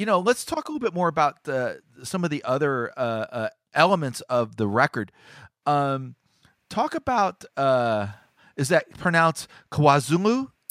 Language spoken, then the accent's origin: English; United States; as an American